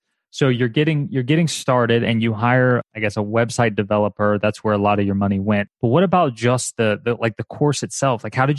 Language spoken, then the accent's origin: English; United States